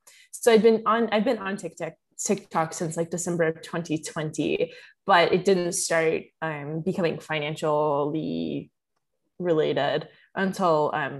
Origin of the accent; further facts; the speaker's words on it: Kentucky, United States; because I'm from Kentucky and there wasn't a ton of people like my age in Kentucky who were trading options